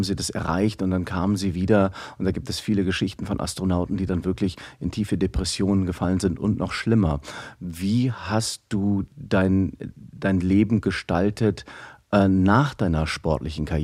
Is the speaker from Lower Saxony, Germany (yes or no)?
no; Aachen, North Rhine-Westphalia, Germany; born there; Ich bin hier in Aachen geboren